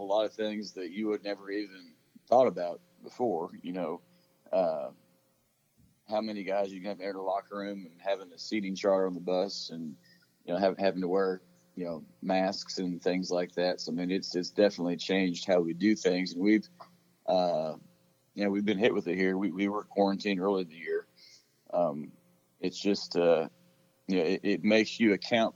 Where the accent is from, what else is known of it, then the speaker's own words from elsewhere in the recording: Oregon, United States; now in Texas, United States; I grew up in Oregon